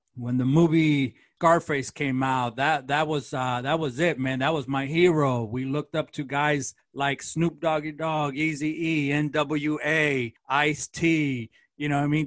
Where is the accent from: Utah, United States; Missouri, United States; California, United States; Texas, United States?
California, United States; Los Angeles; also born or lived in Central America; I was born in, kind of raised in Central America, and then my mother was born in Los Angeles, and so I we came back to the United States and I grew up in East L A.